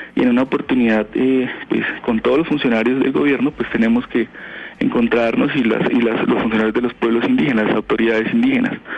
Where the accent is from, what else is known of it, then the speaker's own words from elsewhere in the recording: Putumayo, Colombia; Yo soy de la región de Putumayo